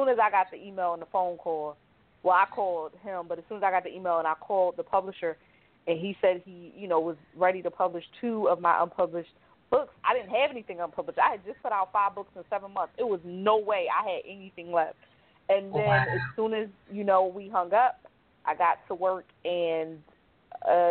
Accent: Philadelphia, Pennsylvania, United States; growing up in North Philly

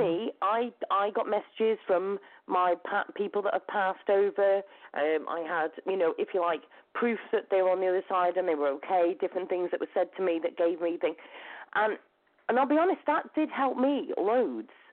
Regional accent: Shrewsbury, West Midlands, United Kingdom; moved away as an adult; also born or lived in New Zealand; I came all the way from New Zealand on my own, all the way back to Shrewsbury

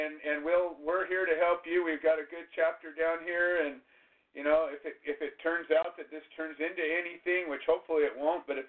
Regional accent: Orange County, California, United States; I grew up in Orange County. I know Orange County well

